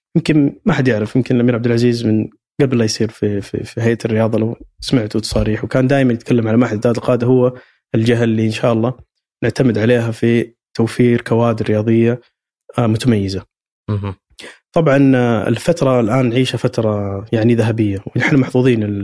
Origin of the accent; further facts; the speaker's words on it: Saudi Arabia; عندنا في السعوديه